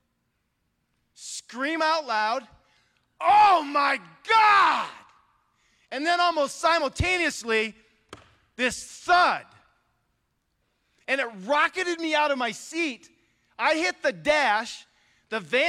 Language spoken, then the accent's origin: English; Northwest Ohio, United States; moved away as an adult; also born or lived in Milwaukee, Wisconsin; now in California, United States; I grew up, I'm now in California, but I grew up in Northwest Ohio. I'm a rural kid, okay? I'm from a farming community